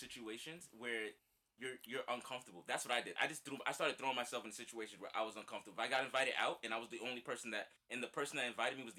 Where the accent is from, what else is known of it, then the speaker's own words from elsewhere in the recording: New York City, New York, United States; moved away; also born or lived in New Jersey; I was from Crown Heights. I lived in Everfield.